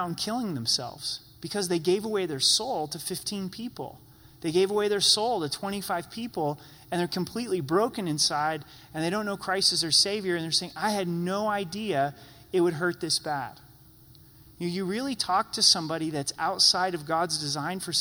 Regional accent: Oregon, United States; I grew up in Oregon

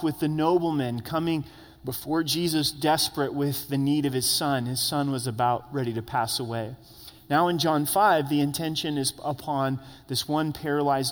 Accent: Grants Pass, Oregon, United States; now in Colorado Springs, United States; I grew up in Southern Oregon, in Grants Pass, Oregon

